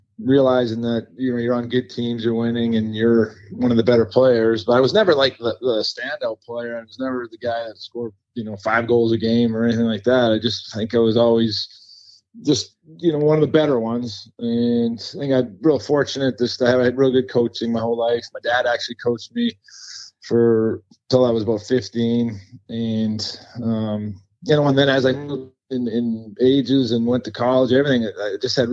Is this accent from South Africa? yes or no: no; Vancouver Island, British Columbia, Canada; moved away as an adult; also born or lived in Ottawa, Ontario; now in Raleigh, United States; So I was born or raised in Vancouver Island